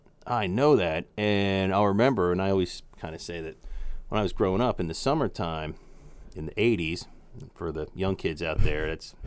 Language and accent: English; Jenkintown, Pennsylvania, United States; Jenkintown is the town where the show The Goldbergs takes place.